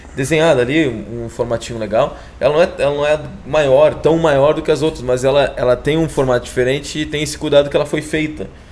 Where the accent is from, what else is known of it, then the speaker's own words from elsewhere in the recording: Guaíba, Rio Grande do Sul, Brazil; ali do lado de Porto Alegre, Guaíba, do outro lado do Rio, onde eu cresci lá, minha família ainda mora lá